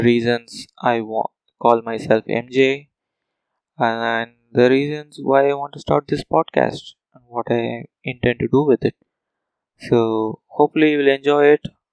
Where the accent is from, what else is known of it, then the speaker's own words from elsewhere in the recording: Madurai, Tamil Nadu, India; first language Telugu; English is a second language; moved away as an adult; also born or lived in Coimbatore / Bangalore; now in Dublin, Ireland; I was born and brought up in Tamil Nadu, which is a South Indian state in India. I did my schooling in the city of Madurai